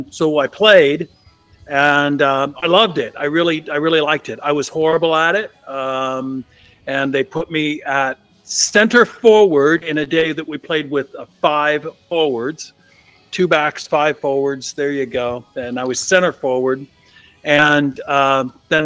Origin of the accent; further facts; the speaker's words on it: East Bay, just outside of Oakland, California, United States; I am from the San Francisco Bay Area, which can extend pretty big. Born and raised in the East Bay, just outside of Oakland.